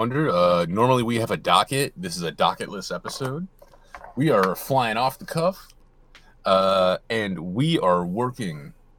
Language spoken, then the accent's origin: English; Michigan, United States; I'd watch like a little bit of the local one that happens in Detroit because it's local, and I'm like, oh cool, seeing representation for my home state.